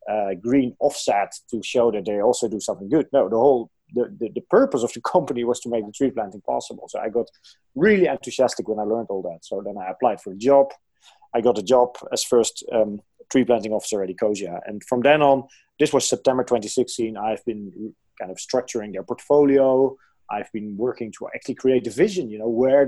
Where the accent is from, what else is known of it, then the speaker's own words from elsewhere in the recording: near Arnhem, Gelderland, Netherlands; So I'm from the Netherlands. I was born in the Netherlands, close to a city called Arnhem. And this is actually the area where there's still the biggest forest in the Netherlands. And indeed, where I lived, we were like 1 minute away from the forest